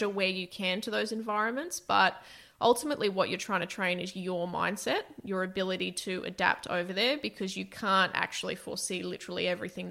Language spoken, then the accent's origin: English; Toowoomba, Queensland, Australia; I grew up in Toowoomba